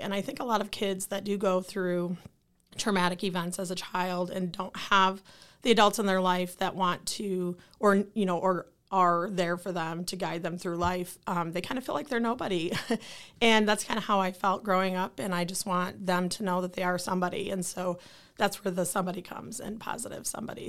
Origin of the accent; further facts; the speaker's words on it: Lansing, Michigan, United States; I am from Lansing. I, born and raised in Lansing, Michigan